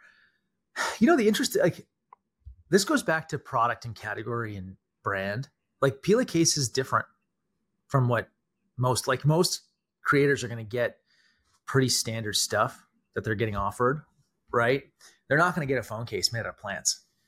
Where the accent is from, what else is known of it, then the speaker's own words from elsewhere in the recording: Canada; I'm Canadian